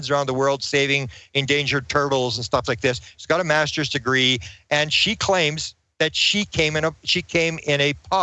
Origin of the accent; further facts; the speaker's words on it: Canada; I'm a Canadian